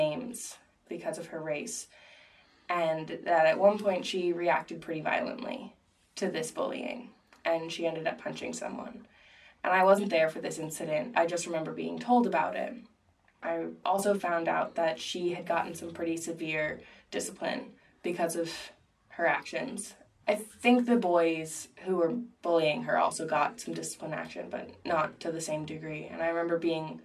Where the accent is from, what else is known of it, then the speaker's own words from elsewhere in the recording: Philadelphia, Pennsylvania, United States; I was raised in the Quaker tradition, and I was in the care of Frankfurt Monthly Meeting in Philadelphia.